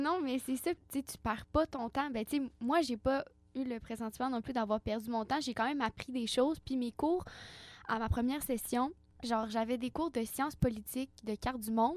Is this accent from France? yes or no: no; Baie-Comeau, Quebec, Canada; je suis native de Bécomo